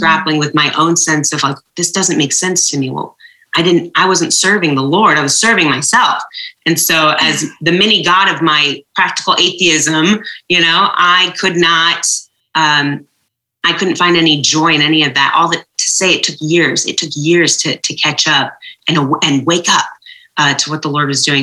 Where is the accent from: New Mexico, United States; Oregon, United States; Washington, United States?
Oregon, United States; just outside of Portland; also born or lived in Jordan; we grew up uh, primarily in Oregon, um, just outside of Portland.